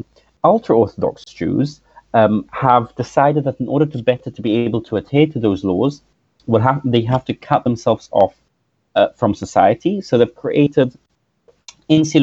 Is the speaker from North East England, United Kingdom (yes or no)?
no; London, United Kingdom; The community I grew up in is in London